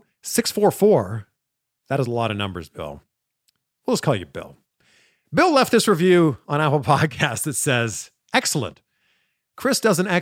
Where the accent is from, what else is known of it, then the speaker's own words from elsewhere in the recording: Pickering, Ontario, Canada; moved away as an adult; also born or lived in Toronto, Canada; now in United States; I was in a suburb called Pickering for my I grew up, like born and raised there